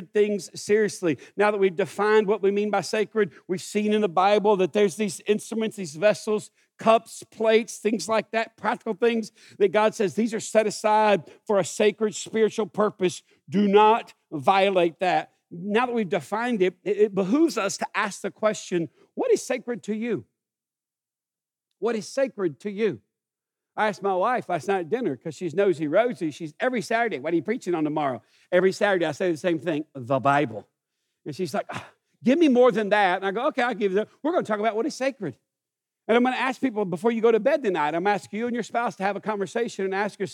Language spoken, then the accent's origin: English; United States; I grew up in this town